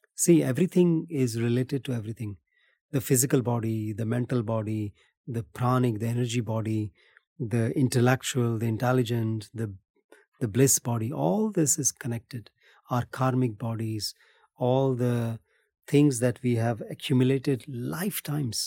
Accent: India; moved away as an adult; also born or lived in Philippines / Bali, Indonesia; born and brought up in India

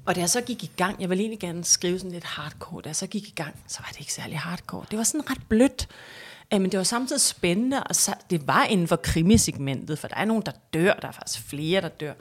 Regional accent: Hellerup, Capital Region of Denmark, Denmark; jeg er vokset op i Hellerup

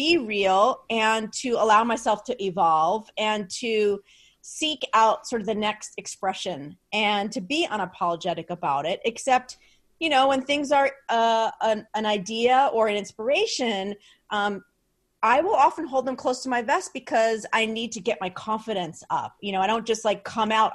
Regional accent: New Jersey, United States; I'm from Jersey

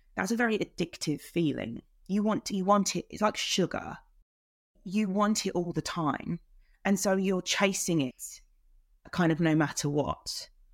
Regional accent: London, United Kingdom; I'm from South London. I was born in, in South East London and lived mainly in the borough of Lewisham

